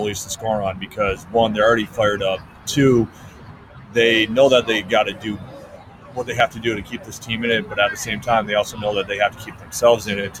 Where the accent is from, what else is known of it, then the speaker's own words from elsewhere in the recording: Massena, New York, United States; The hometown that I grew up in upstate New York, is named Messina, New York.